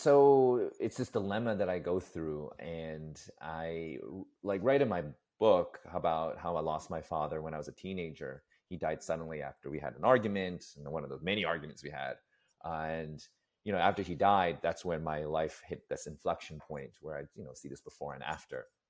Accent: New York City, New York, United States; growing up in New York City

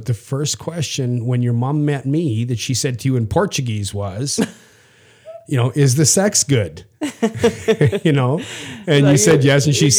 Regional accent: Saskatchewan, Canada; I'm from Canada and I'm from the prairie provinces, from Saskatchewan.

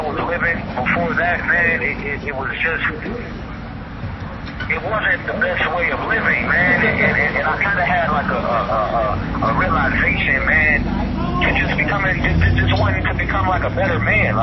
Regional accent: Detroit, Michigan, United States; I'm from Detroit

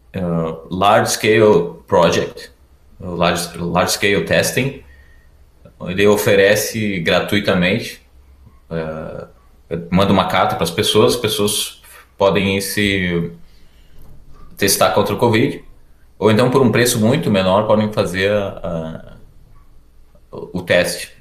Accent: Erechim, Rio Grande do Sul, Brazil; moved away as an adult; also born or lived in Porto Alegre; now in Germany; Eu sou do norte do Rio Grande do Sul. Ah, uma cidade chamada Erechim

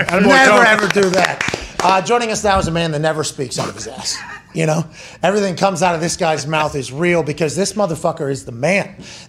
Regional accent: Pittsburgh, Pennsylvania, United States; moved away as an adult; now in Indiana, United States; At Tone Diggs from my hometown in Pittsburgh.

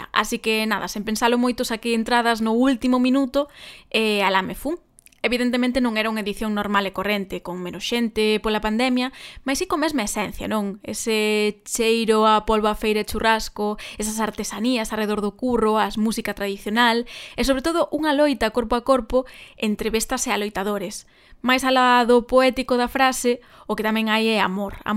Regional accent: A Estrada, Galicia, Spain; moved away; Eu como estradense

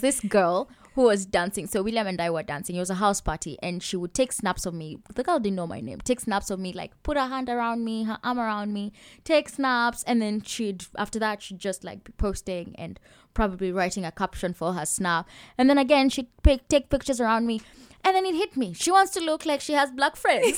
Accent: Kenya; moved away; i'm from kenya

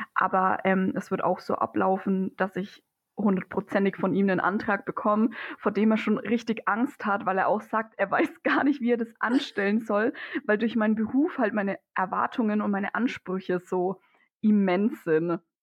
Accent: Germany; bei uns in Deutschland

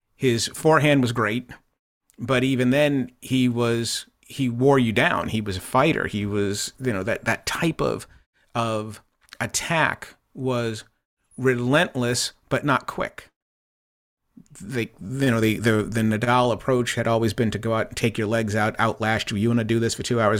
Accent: Boston, Massachusetts, United States; also born or lived in Plymouth, Massachusetts; growing up in Boston, um, watching the Boston Lobsters on Channel two

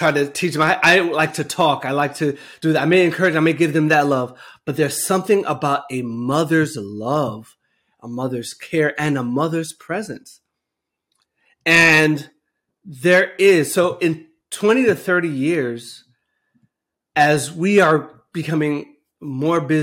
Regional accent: New Jersey, United States; moved away; I grew up in New Jersey

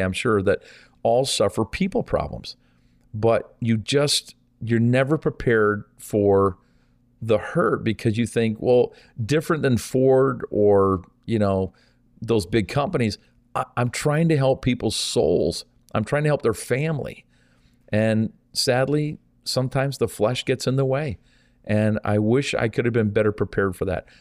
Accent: Canada; also born or lived in St. Thomas, Ontario; our country is so vast

